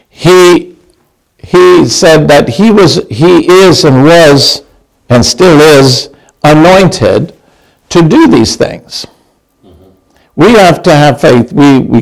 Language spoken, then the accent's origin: English; Canada; now in United States; I'm Canadian